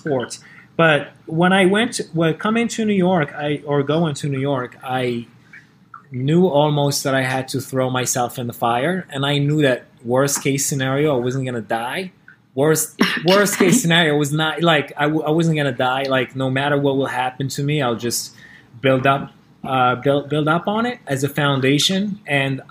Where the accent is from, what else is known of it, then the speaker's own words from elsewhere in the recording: Morocco; moved away as an adult; now in California, United States; Growing up in Morocco